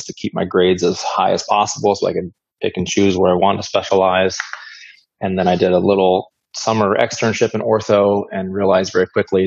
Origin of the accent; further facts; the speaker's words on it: Iowa City, Iowa, United States; moved away as an adult; now in Brandon, United States; I was born and raised in Iowa City, Iowa.